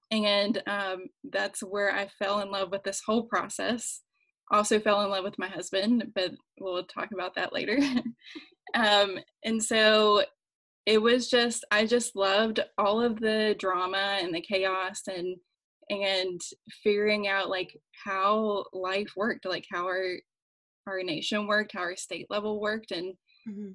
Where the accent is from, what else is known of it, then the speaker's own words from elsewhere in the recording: West Virginia, United States; moved away as an adult; also born or lived in Washington, D.C.; I'm from West Virginia, like I mentioned before, where the general population is socially conservative, even for many Democrats, at least while I was growing up.